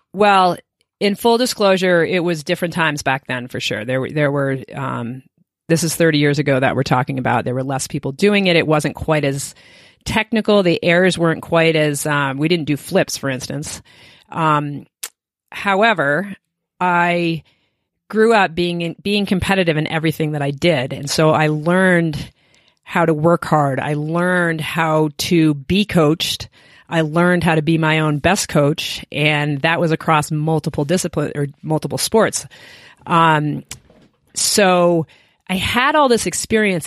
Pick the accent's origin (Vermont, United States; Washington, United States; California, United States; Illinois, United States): Vermont, United States; Williston; moved away as an adult; now in Steamboat Springs, United States; I grew up in Williston, Vermont, which is right outside of Burlington, Vermont